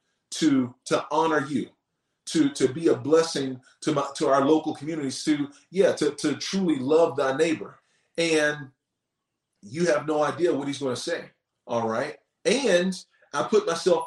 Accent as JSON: {"language": "English", "region": "North Carolina", "country": "United States", "tie": "born or raised there", "said": "growing up in the Bible Belt, you know, here in North Carolina"}